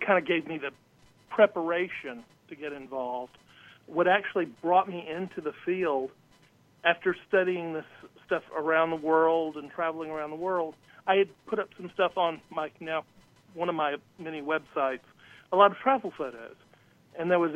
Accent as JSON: {"language": "English", "town": "Griffin", "region": "Georgia", "country": "United States", "tie": "born or raised there", "said": "my hometown, which is Griffin, Georgia, south of Atlanta"}